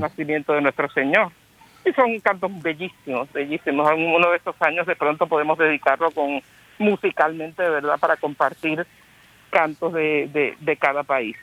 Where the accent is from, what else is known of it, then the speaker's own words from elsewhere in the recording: San Juan, Puerto Rico; yo soy, como ustedes muchos saben, de San Juan de Puerto Rico